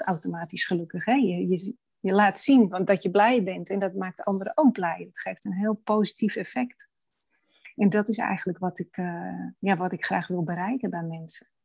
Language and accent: Dutch; Amsterdam, North Holland, Netherlands; also born or lived in Hoorn (lives); ik ben geboren in Amsterdam